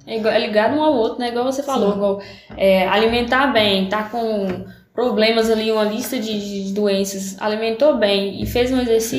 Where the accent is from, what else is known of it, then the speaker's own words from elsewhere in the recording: São Francisco, Brazil; Sou, sou aqui, sou natural de São Francisco